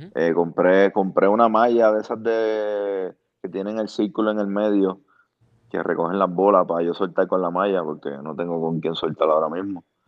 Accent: Bayamón, Puerto Rico; now in Fort Lauderdale, United States; yo soy de Bayamón.

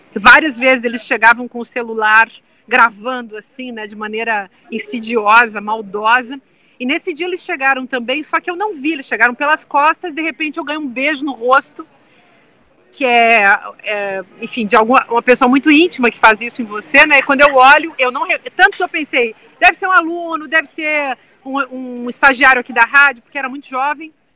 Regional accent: southern Brazil, Brazil; eu sou do sul do Brasil

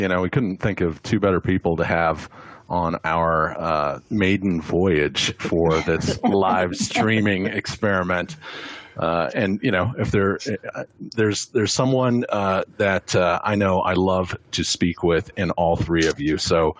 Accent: Dallas, Texas, United States; Man, I grew up in Dallas.

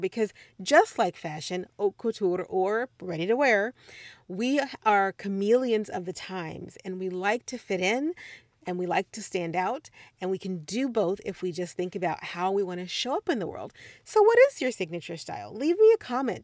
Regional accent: Midwest, United States; moved away as an adult; also born or lived in Missouri / Puerto Rico; I am from the Midwest

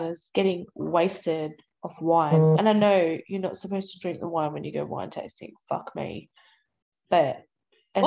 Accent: Sydney, New South Wales, Australia; I'm from Sydney. We have massive parks on every corner

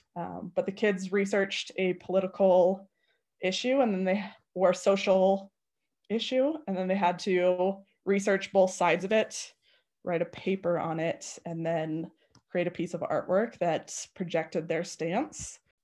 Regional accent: Arvada, Colorado, United States; I was born and raised in Arvada.

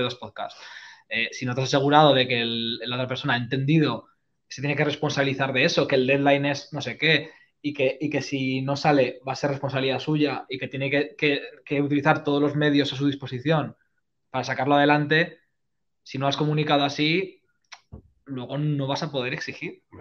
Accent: Spain; a nosotros como españoles

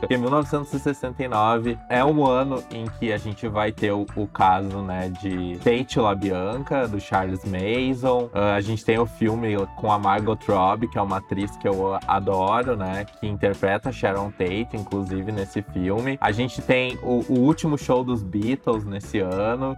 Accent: Novo Hamburgo, Rio Grande do Sul, Brazil; Eu sou de Novo Hamburgo

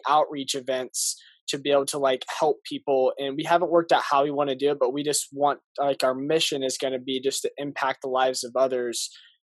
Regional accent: Indianapolis, Indiana, United States; moved away; also born or lived in Arizona; I'm from Indianapolis, Indiana, and I moved from there to Arizona

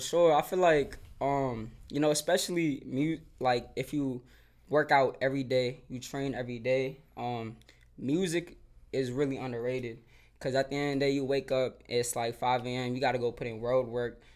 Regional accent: Silver Spring, Maryland, United States; growing up in Silver Spring

